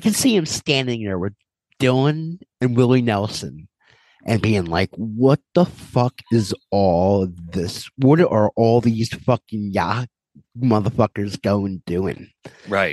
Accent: Ireland; as an Irishman

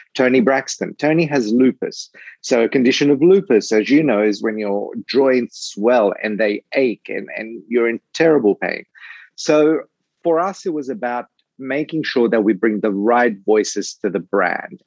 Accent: Australia; moved away; I'm originally from Australia

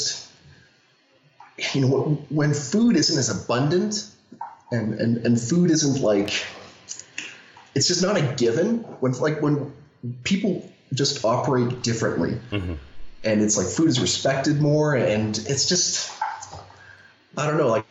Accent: Canada; I'm Canadian

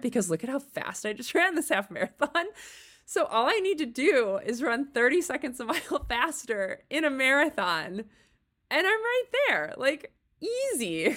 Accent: Chicago, Illinois, United States; moved away as an adult; also born or lived in Littleton, Colorado; I'm from the Chicago ar-, area originally. And so we moved back here

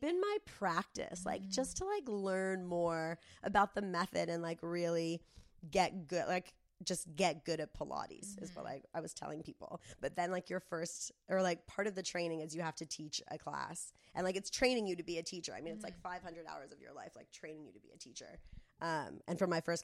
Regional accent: Del Mar, California, United States; when I was growing up in Del Mar

